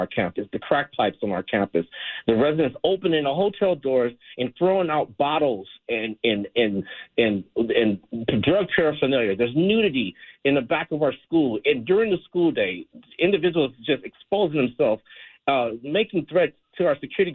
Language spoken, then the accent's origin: English; Los Angeles, California, United States; I'm from South LA. I was in and out of foster care.